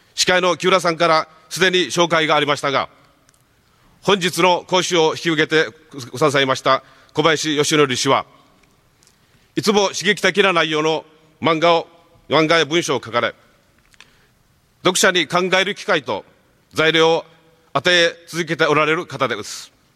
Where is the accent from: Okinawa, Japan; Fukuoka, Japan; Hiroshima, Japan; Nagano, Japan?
Okinawa, Japan; 沖縄に生まれ育った私